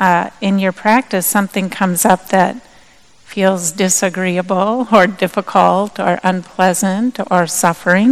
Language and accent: English; Minnesota, United States; moved away; also born or lived in Madison, Wisconsin; I'm originally from Minnesota